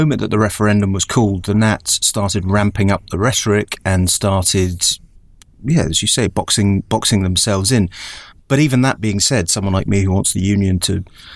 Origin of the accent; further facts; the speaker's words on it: Scotland, United Kingdom; As a Scottish unionist, you know, I've been living with this for my entire life.